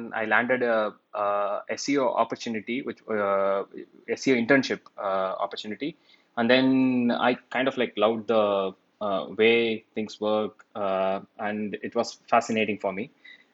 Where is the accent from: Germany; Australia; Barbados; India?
India; Chennai, Tamil Nadu; moved away as an adult; also born or lived in Austin, Texas; my hometown is India, Chennai in India.